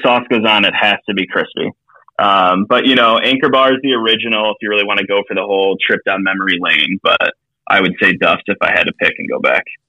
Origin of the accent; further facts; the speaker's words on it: Philadelphia, Pennsylvania, United States; moved away as an adult; now in New York, United States; I'm from Philly